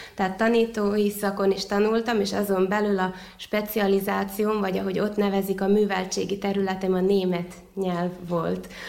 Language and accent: Hungarian; Vojvodina, Serbia; also born or lived in Szeged; itt a saját szülővárosomban